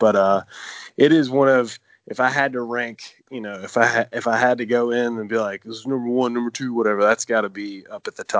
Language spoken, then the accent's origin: English; Georgia, United States; from Georgia.